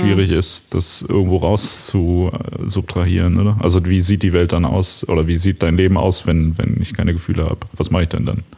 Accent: Ruhr area, North Rhine-Westphalia, Germany; ich komme ja aus dem, aus dem Ruhrgebiet.

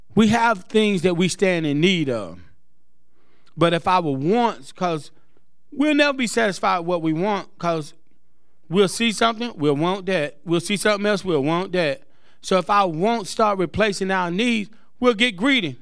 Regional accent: Greenville, United States; moved away; It's my hometown

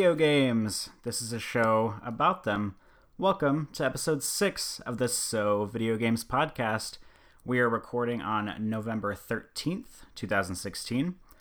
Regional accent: Omaha, Nebraska, United States; I'm from Omaha

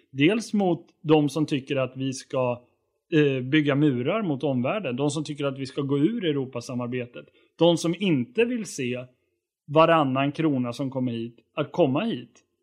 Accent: Borlänge, Dalarna County, Sweden; det län där jag kommer ifrån, nämligen Dalarna.

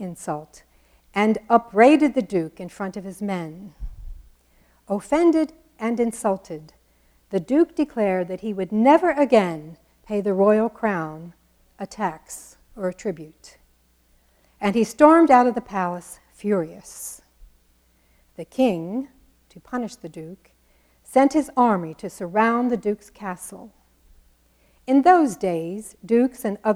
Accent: New Jersey, United States; accent: Jersey; my Jersey accent

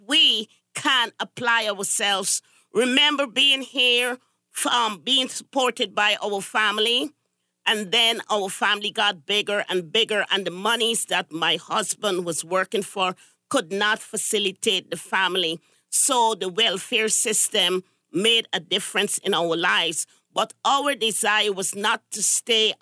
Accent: Guyana; now in United States; I'm originally from Guyana, South America

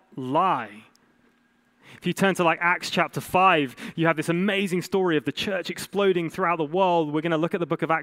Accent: England, United Kingdom; As an English man

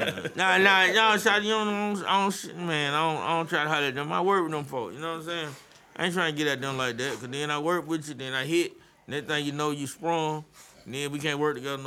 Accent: Atlanta, Georgia, United States; I'm from there. That's where I'm from. I'm from Atlanta

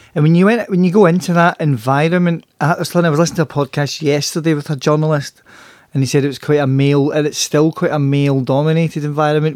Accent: Glasgow, Scotland, United Kingdom; we're both from Glasgow

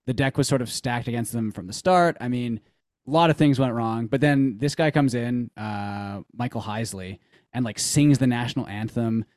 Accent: Canada; as a Canadian

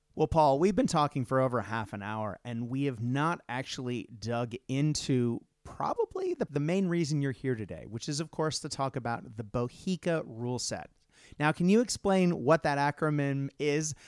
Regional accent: Japan; moved away; I grew up in Japan, and in Japan in the '80s

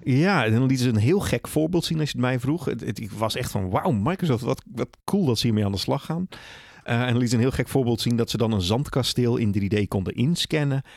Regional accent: Netherlands; we zijn wel Nederlanders

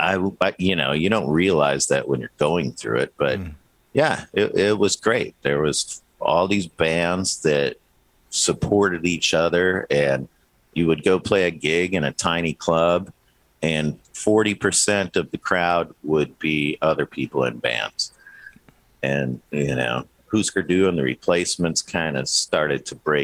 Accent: Minneapolis, Minnesota, United States; moved away as an adult; also born or lived in New Orleans; I was born and raised in Minneapolis

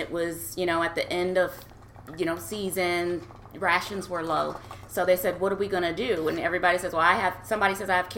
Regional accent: Nebraska, United States; moved away as an adult; also born or lived in Hawaii; grew up in Nebraska, born and raised in Nebraska

